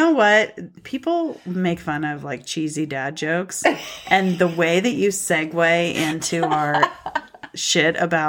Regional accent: Montana, United States; I grew up in Montana.

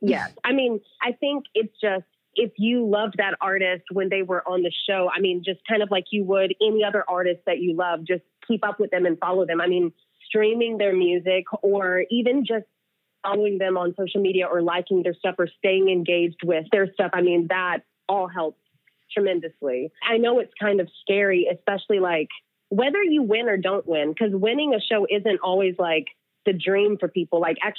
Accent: the South, United States; Growing up in the South, get a ring by spring.

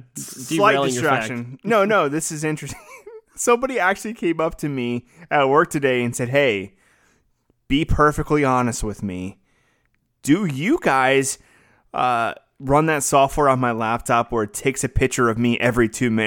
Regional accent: Louisiana, United States; Well, I'm from Louisiana. I know that scenery of like the trees and the moss and like the swampy looking area.

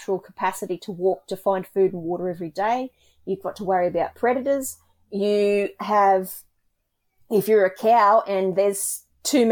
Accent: Australia; we as Australian farmers

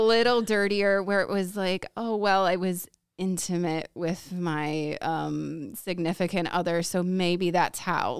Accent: Woodstock, United States; also born or lived in California; born and raised in Woodstock, so not far from you guys

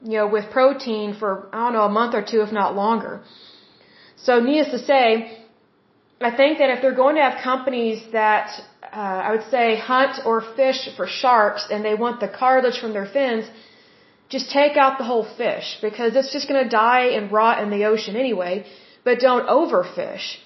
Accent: Oklahoma, United States; I am from Oklahoma. I'm based out of Oklahoma City at this point.

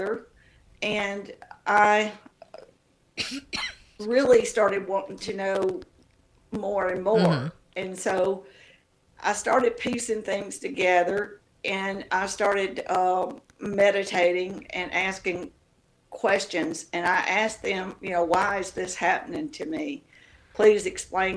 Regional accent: Tennessee, United States; moved away; also born or lived in Mississippi / Australia / Hawaii / Georgia; I grew up in Tennessee

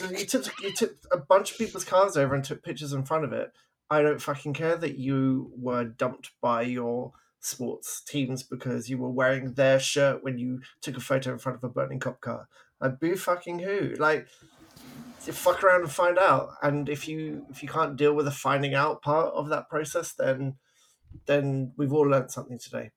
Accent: England, United Kingdom; now in Vancouver, Canada; I'm from England. I grew up in the 80s.

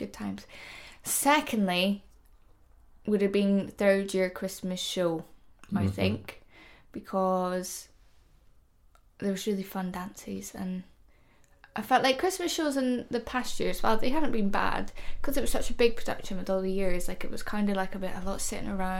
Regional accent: Scotland, United Kingdom; I'm just from Scotland. That's where I'm from, and I'm proud to be Scottish

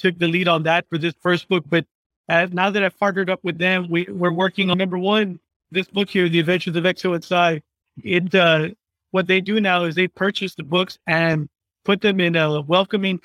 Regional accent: McAllen, Texas, United States; I'm from McAllen Tech, which for the fifth year in a row, I hate saying this, but according to Wallet Hub, we are the fattest city in the United States of America

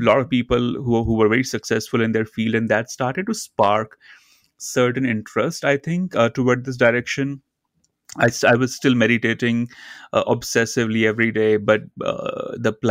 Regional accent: India; I grew up in India, in a very small town near the Himalayan mountains.

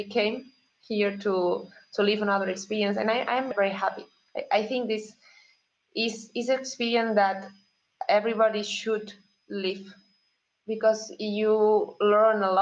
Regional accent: Menorca, Balearic Islands, Spain; English is a second language; moved away as an adult; also born or lived in Madrid / Barcelona / Ibiza; now in Switzerland; I grew up in a small island in Spain. It's called Menorca

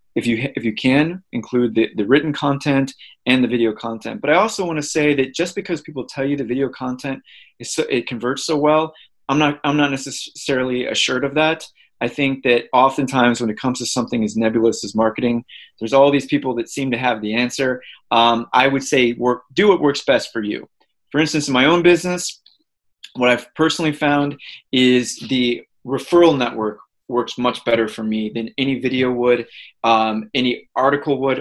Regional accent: St. Louis, Missouri, United States; moved away as an adult; I grew up in St. Louis, Missouri

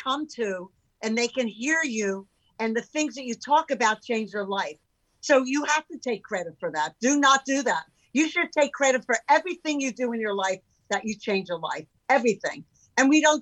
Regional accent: Philadelphia, Pennsylvania, United States; moved away as an adult; also born or lived in San Francisco; now in California, United States; growing up in Philadelphia

